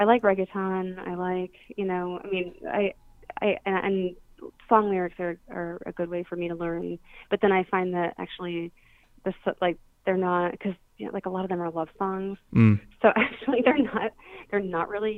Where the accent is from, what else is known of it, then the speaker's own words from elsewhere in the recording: Florida, United States; I studied it in school growing up in Florida